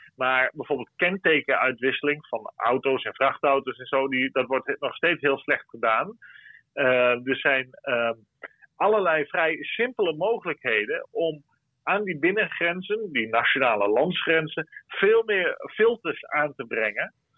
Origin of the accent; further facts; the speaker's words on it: Friesland, Netherlands; now in Brussels, Belgium; als Fries